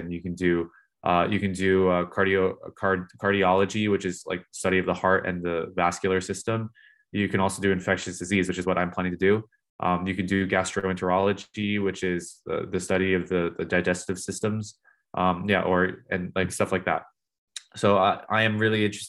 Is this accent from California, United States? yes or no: yes; California, United States; moved away as an adult; now in United Kingdom; I grew up in California, so maybe starting a lab in California would be nice, just because it's my home